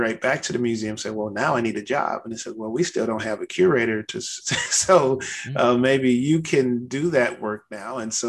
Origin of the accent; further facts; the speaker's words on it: St. Louis, Missouri, United States; I'm originally from the St. Louis area, so you kind of grow up with a baseball in your hand